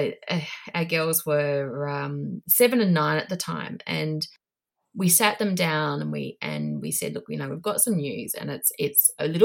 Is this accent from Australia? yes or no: yes; Australia; moved away as an adult; also born or lived in Asia; now in New Zealand; I'm Australian living in New Zealand now.